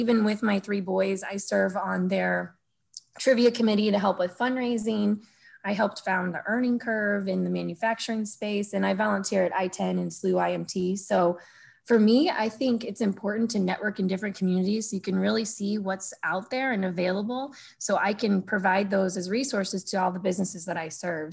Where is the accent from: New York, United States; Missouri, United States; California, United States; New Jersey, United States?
Missouri, United States; Sunset Hills; I grew up in Sunset Hills with two parents that worked a ton